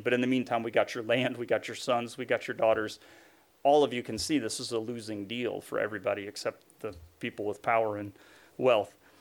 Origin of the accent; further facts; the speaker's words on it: Tennessee, United States; where I grew up in Tennessee